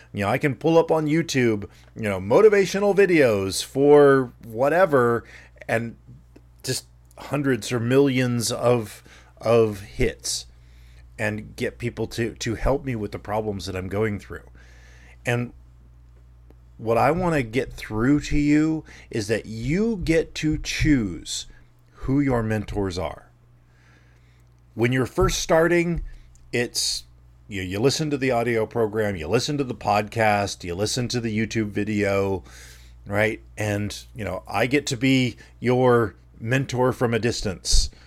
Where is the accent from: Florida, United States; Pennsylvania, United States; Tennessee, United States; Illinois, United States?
Florida, United States; Dunnellon, or Ocala; growing up in Dunellen, Florida, or Ocala, Florida